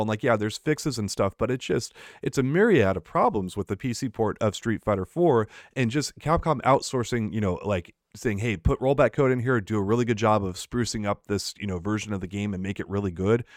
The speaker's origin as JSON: {"language": "English", "country": "United States", "said": "As an American"}